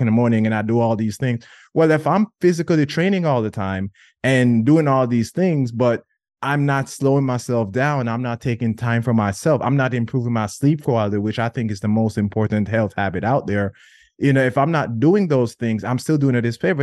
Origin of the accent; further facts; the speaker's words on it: Jamaica; growing up in Jamaica